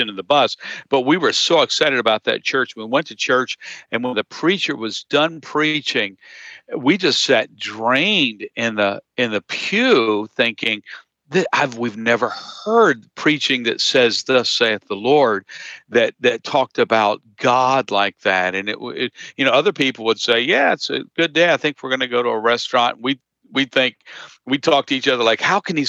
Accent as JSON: {"language": "English", "town": "Harrisburg", "region": "Pennsylvania", "country": "United States", "tie": "born or raised there", "said": "I grew up in the Harrisburg area"}